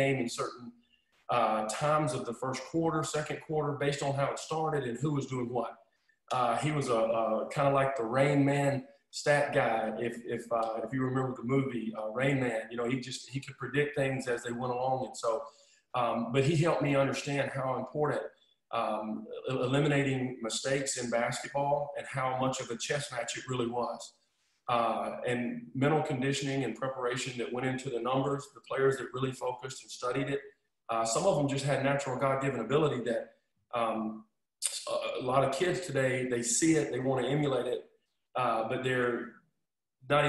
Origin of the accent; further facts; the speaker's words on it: Alabama, United States; I was from Alabama originally.